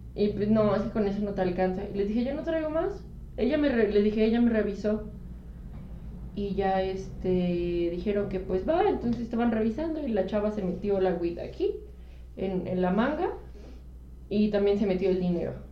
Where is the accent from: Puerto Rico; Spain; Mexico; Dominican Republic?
Mexico; cuando digo que soy mexicana, sí me siento parte de algo